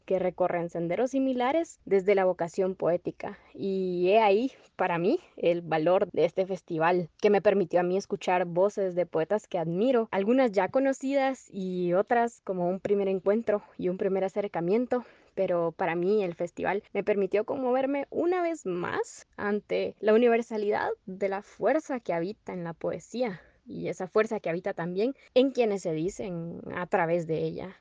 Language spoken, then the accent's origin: Spanish; Guatemala; tengo 22 años y nací en Guatemala.